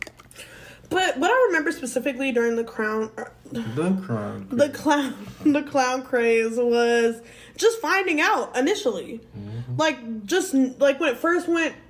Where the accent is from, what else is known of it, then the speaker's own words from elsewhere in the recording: Washington, United States; moved away; my home state for my birthday. We're going to Washington